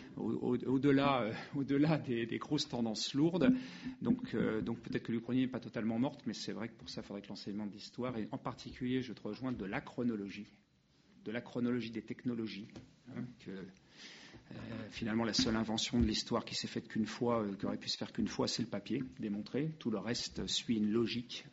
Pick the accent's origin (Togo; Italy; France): France; nous sommes français